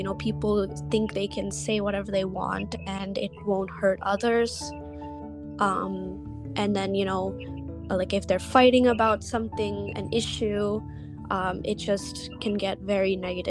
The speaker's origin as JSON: {"language": "English", "country": "India", "lives_now": "United States", "said": "Because, for me, I am an Indian who's in the United States."}